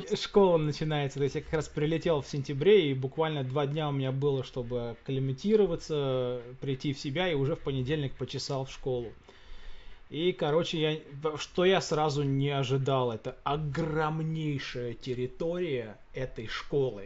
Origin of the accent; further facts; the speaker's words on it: Russia; moved away; Я говорю, из России